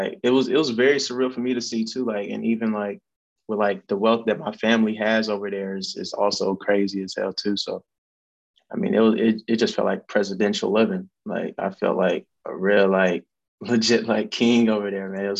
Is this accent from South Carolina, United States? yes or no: yes; Columbia, South Carolina, United States; also born or lived in Denver, Colorado / Augusta, Georgia; I was born in Denver, Colorado, but moved down to South Carolina in 01. So I'm South Carolina, man. That's where I'm from. Columbia, South Carolina, to be exact